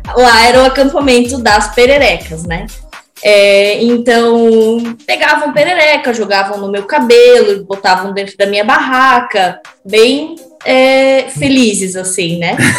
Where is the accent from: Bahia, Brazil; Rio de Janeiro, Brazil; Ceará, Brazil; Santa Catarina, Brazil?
Santa Catarina, Brazil; Brusque; moved away as an adult; now in Blumenau, Brazil; eu sou naturalmente de Brusque, sempre gebiniana de coração, mas hoje moro em Blumenau